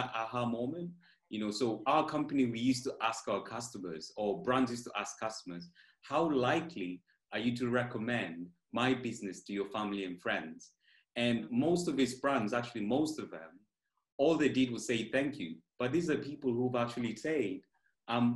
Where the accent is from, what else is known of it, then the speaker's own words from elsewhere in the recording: Kenya; moved away as an adult; now in United Kingdom; I'm originally from Kenya.